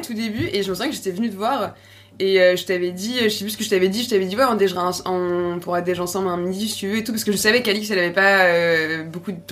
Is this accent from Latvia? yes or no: no; Nantes, Pays de la Loire, France; moved away as an adult; also born or lived in Paris; on vient de Nantes, du coup, à la base